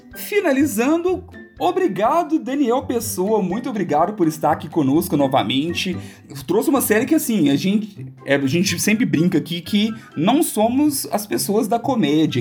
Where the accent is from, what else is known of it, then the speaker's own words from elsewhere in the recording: Belo Horizonte, Minas Gerais, Brazil; nós todos aqui somos de Belo Horizonte